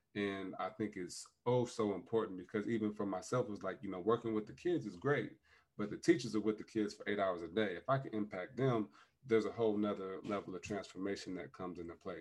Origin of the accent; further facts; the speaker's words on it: South Bend, Indiana, United States; my hometown of South Bend